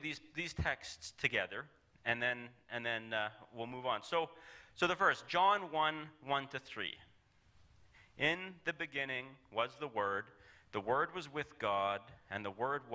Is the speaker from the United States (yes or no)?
no; Calgary, Alberta, Canada; I'm from Calgary